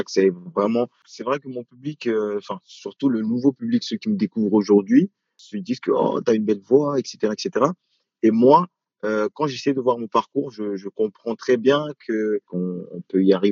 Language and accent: French; France; moi je dirais aujourd'hui afro-français sachant que voilà, euh, je suis français, j'essaie justement de, mélanger ces deux côtés-là.